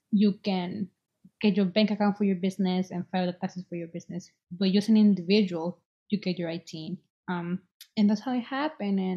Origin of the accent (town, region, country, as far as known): Boston, Massachusetts, United States